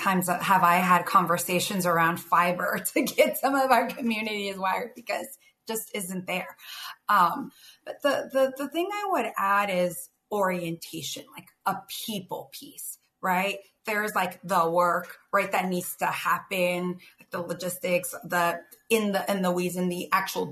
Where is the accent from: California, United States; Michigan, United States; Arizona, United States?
California, United States; San Jose; I grew up in the East Side of San Jose